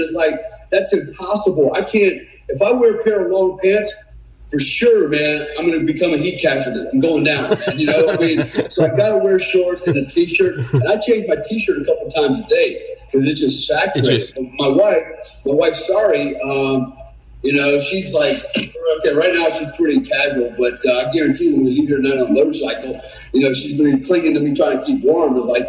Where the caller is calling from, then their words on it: Bali, Indonesia; also born or lived in Panama City Beach, Florida; Yeah, so obviously I'm calling from Bali. This is where we live. This is our home. We have a second home in Panama City Beach, Florida. But this is where we spend majority of our time.